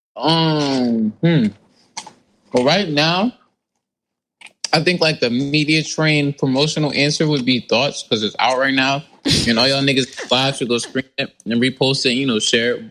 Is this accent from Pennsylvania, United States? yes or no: no; New Jersey, United States; I am from South Jersey, from a very lovely place called Clay Rack